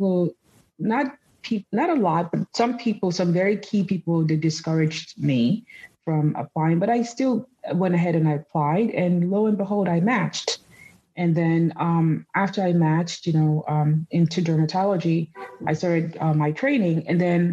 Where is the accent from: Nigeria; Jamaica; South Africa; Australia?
Nigeria; also born or lived in United States; now in New York, United States; So I was born in the U.S. to Nigerian parents. My parents came here to study. So they moved back to Nigeria in the 80s, the early 80s, after they had me and my siblings. So I grew up in Nigeria